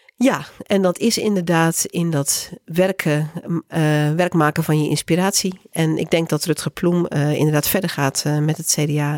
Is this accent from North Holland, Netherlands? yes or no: no; Groningen, Netherlands; ik kom zelf uit Groningen